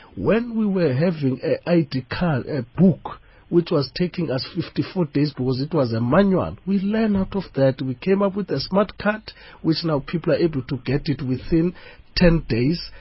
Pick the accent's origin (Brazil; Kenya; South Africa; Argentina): South Africa